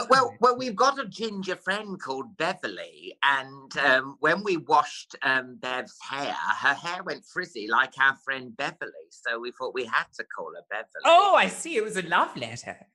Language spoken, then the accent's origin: English; Weymouth, South West England, United Kingdom; born there; also born or lived in Dartford, United Kingdom / Nuneaton, United Kingdom / Northampton, United Kingdom; So he was manager of Weymouth and I was born in Weymouth. Then we moved to Dartford, then Nuneaton, then Northampton.